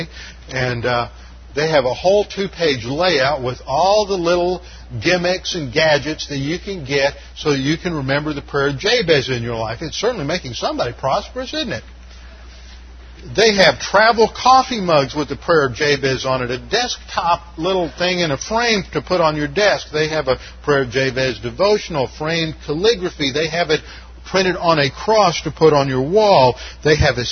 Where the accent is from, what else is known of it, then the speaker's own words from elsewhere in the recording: Texas, United States; I'm from Texas down there.